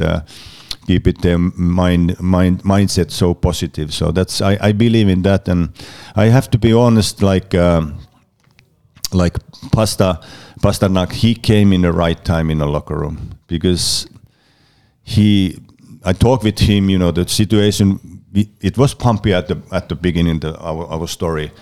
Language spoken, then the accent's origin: English; Oulu, North Ostrobothnia, Finland; my hometown Karpat